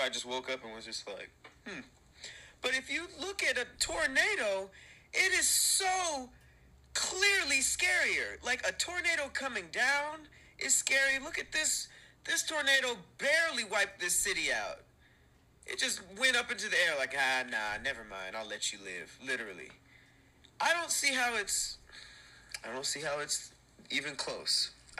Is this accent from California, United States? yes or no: yes; Los Angeles, California, United States; So guys, I'm from Los Angeles